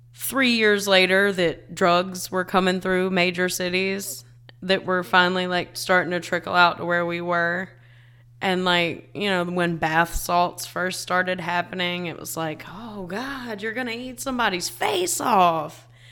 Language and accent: English; South Carolina, United States; born or raised there